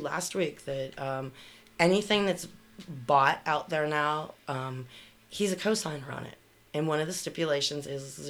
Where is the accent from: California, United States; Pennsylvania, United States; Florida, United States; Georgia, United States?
Pennsylvania, United States; Canonsburg; I listened to your podcast, and I heard you're in Pittsburgh. I'm from Cannonsburg, originally.